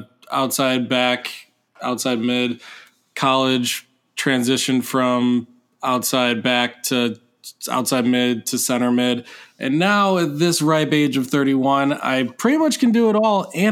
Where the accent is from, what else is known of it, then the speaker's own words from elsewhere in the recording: Michigan, United States; moved away as an adult; now in New Hampshire, United States; Michigan. That's my home state.